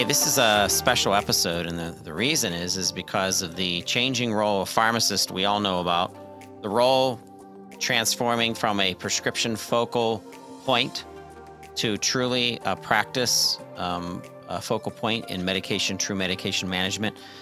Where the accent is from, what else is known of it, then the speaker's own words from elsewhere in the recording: Pittsburgh, Pennsylvania, United States; University of Pittsburgh, uh, my hometown